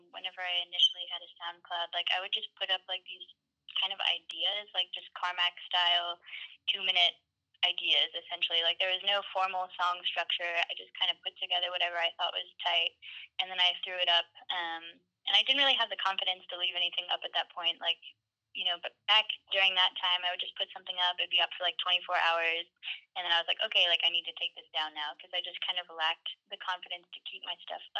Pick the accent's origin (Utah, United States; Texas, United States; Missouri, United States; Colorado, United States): Texas, United States; Dallas; I was born and raised essentially in Dallas, Texas